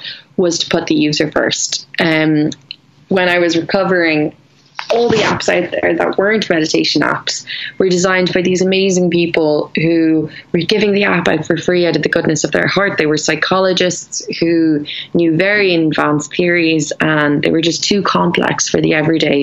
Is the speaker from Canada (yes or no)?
no; Ireland; I'm Irish